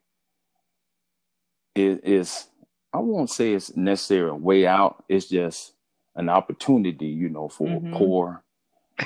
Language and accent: English; Carlton, Alabama, United States; moved away as an adult; also born or lived in Jackson, Alabama / Texas; I grew up in Carlton. I went to school in Jackson